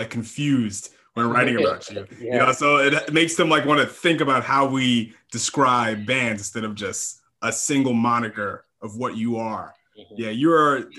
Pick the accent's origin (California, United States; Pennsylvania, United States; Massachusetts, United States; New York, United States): New York, United States; Valley Stream; now in Queens, United States